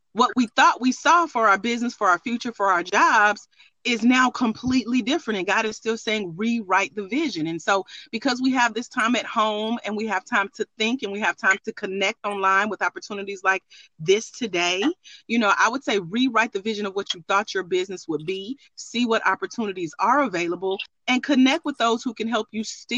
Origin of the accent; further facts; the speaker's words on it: Douglasville, Georgia, United States; I grew up in Douglasville, Georgia, down the street